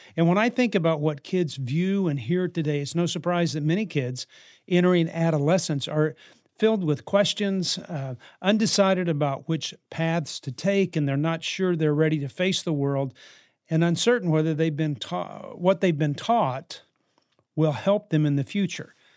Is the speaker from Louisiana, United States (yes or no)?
yes; New Orleans, Louisiana, United States; I was raised in New Orleans